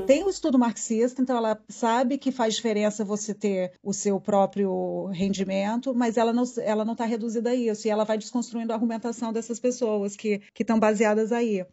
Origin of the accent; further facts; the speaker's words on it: Brazil; accent: super brasileiro; meu sotaque é super brasileiro e não dá para eu amenizar nada. Então a minha identidade de brasileira, eu não posso disfarçar